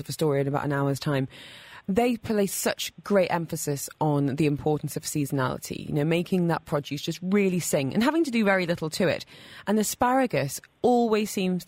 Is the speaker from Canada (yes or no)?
no; United Kingdom; now in Dubai, United Arab Emirates; being British